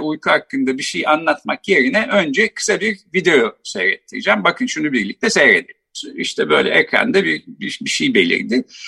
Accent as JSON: {"language": "Turkish", "region": "Ankara", "country": "Turkey", "tie": "born or raised there", "said": "ben Ankara doğumluyum. Bahçeli Evler'de işte doğdum, büyüdüm."}